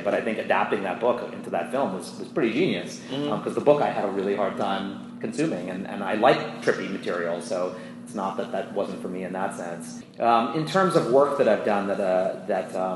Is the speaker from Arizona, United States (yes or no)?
no; New York City, New York, United States; I grew up in New York City